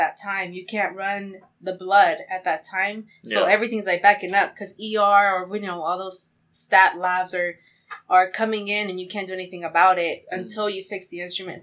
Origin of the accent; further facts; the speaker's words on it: Amarillo, Texas, United States; moved away as an adult; also born or lived in California; now in Houston, United States; living in Amarillo for basically all my life because I'm originally from California